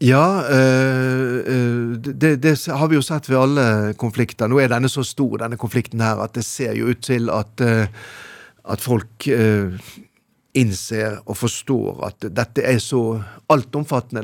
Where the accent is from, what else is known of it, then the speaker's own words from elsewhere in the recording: Bergen, Vestland, Norway; hjemme i Bergen